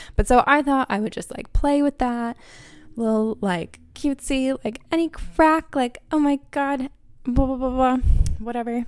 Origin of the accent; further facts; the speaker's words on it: Harrisburg, Pennsylvania, United States; accent: American; moved away as an adult; also born or lived in Philadelphia, Pennsylvania; now in Dublin, Ireland; I am from Harrisburg, Pennsylvania